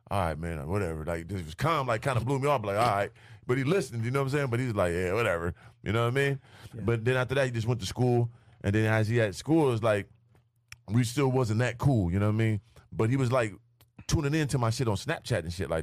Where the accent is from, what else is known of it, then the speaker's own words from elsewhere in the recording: San Diego, California, United States; also born or lived in Illinois; now in Minnesota, United States; Originally from San Diego, then I moved to a small town in Illinois. But I'm originally from San Diego, California.